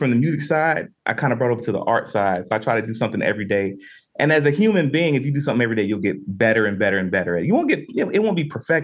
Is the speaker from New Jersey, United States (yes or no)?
no; Winston-Salem, North Carolina, United States; I'm from Winston-Salem, North Carolina